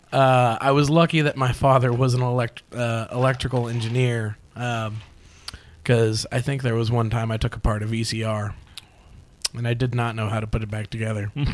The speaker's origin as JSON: {"language": "English", "town": "Phoenix", "region": "Arizona", "country": "United States", "tie": "born or raised there", "said": "I was born right here in Phoenix."}